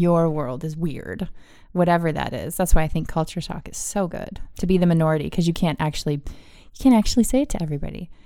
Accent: East Coast, United States; I grew up on the East Coast

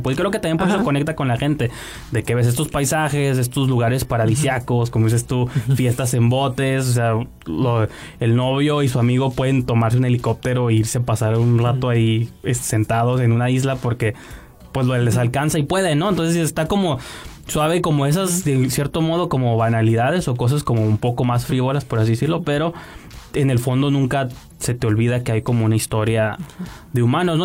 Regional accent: Mexico; como, mexicanos

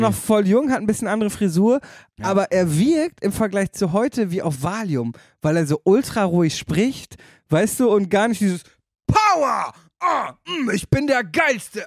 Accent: Damme, Lower Saxony, Germany; in Damme, meiner Heimatstadt

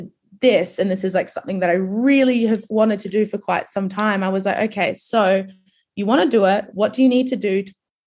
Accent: Adelaide, South Australia, Australia; I grew up in Adelaide, like, which is much, much smaller than Sydney.

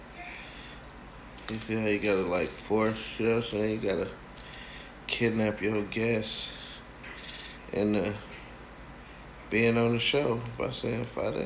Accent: Milwaukee, Wisconsin, United States; moved away; my hometown, Milwaukee, Wisconsin

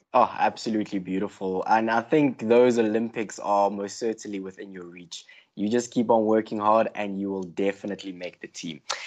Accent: South Africa; we as South African hockey fans

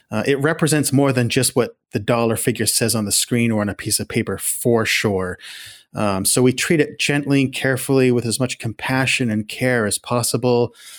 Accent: Houlton, Maine, United States; also born or lived in Calais, Maine / Lewiston-Auburn, Maine; I was born in Callis, raised up in the county in Hilton

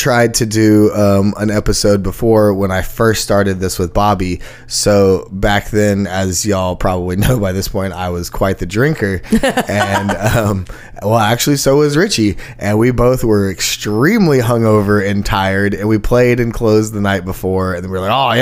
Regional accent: Texas, United States; moved away as an adult; now in Nashville, United States; I'm from Texas

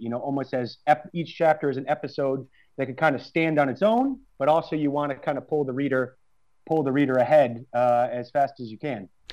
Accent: United States; moved away as an adult; also born or lived in Prague; I'm American

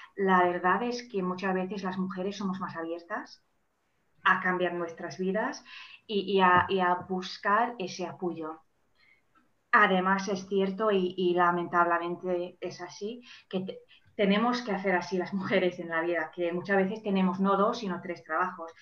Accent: Manchester, North West England, United Kingdom; first language English; Spanish is a second language; moved away as an adult; also born or lived in Germany; now in Valencia, Spain; soy mm, original de, de, Manchester, de Inglaterra. Ahora vivo en Valencia

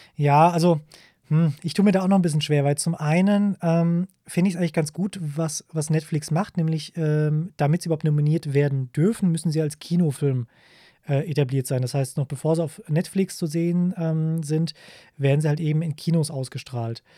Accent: Germany; bei uns in Deutschland

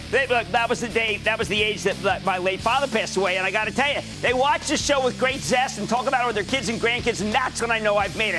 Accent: New Jersey, United States; New Jersey, my home state

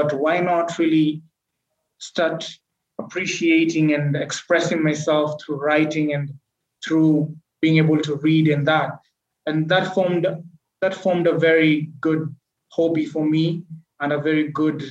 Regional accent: Malindi, Kilifi County, Kenya; I was born in a coastal town in Kenya called Malindi

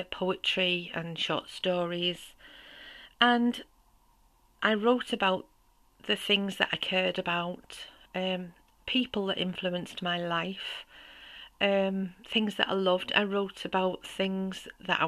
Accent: St Helens, North West England, United Kingdom; now in Neath Valley, Wales; I'm originally from the north of England, as you can probably tell with my accent, and from a small pit town called St. Helens.

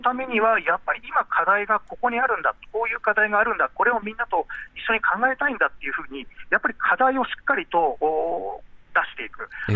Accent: Fukushima, Japan; 僕の地元の福島の人たち

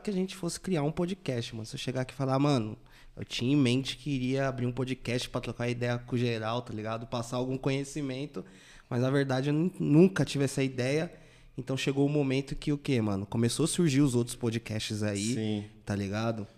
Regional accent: Taboão da Serra, São Paulo, Brazil; sempre morei no Taboão, né, mano? Acho que eu nunca saí do Taboão

